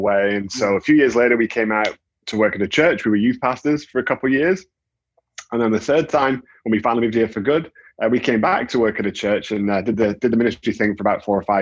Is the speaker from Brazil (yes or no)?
no; Manchester, North West England, United Kingdom; moved away as an adult; now in Houston, United States; Manchester, England, UK.